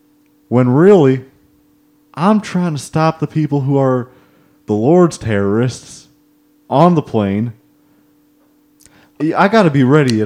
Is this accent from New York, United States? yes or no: no; Oklahoma, United States; I'm from Oklahoma, and something about me, where I'm from, part of the culture here, not here, but the royal here, back home.